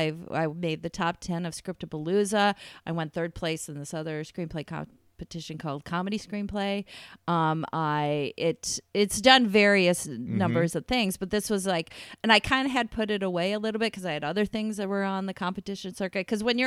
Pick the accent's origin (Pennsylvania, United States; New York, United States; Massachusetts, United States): New York, United States; My hometown area in upstate New York.